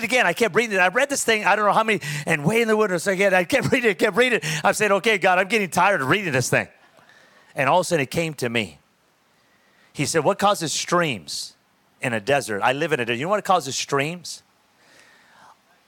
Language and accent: English; Pico Rivera, California, United States; also born or lived in Orange County, California / Costa Mesa, California; I grew up in a city called Pico Rivera, California